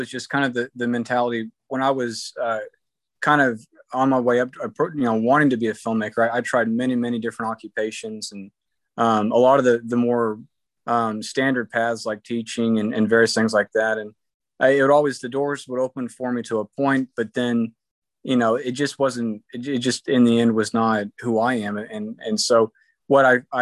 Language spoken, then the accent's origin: English; Oklahoma, United States; My hometown newspaper in Oklahoma